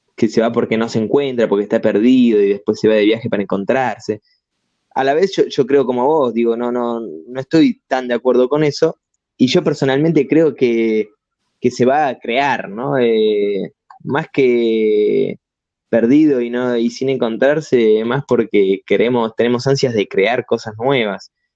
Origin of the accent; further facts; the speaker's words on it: Argentina; also born or lived in Italy / Barcelona; siendo argentino